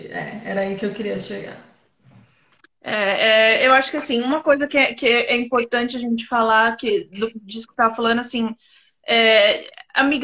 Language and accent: Portuguese; São Paulo, Brazil; moved away as an adult; now in France; eu, eu sou de São Paulo